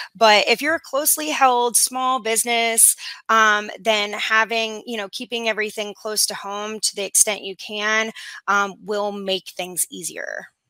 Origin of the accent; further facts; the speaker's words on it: Arizona, United States; moved away as an adult; also born or lived in Washington, D.C. / Miami; I'm originally from Arizona